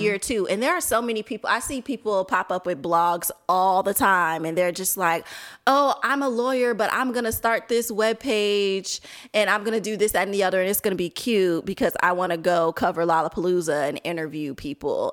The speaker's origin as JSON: {"language": "English", "town": "Chicago", "region": "Illinois", "country": "United States", "also_born_or_lived": "Milwaukee / Washington, D.C.", "said": "I'm from Chicago"}